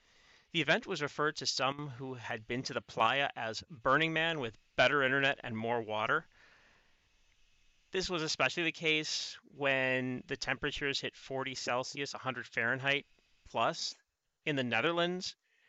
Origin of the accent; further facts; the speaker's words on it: Chicago, Illinois, United States; accent: Chicago; now in Canada; I still have legacies of being born in the States. My accent, though it's shifted, still is based in my Chicago dialect, though with modifications over time.